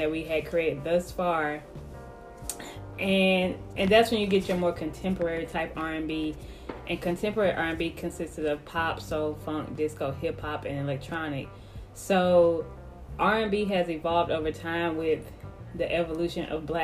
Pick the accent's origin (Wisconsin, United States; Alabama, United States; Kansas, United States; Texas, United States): Alabama, United States; Mobile; I'm from Mobile, Alabama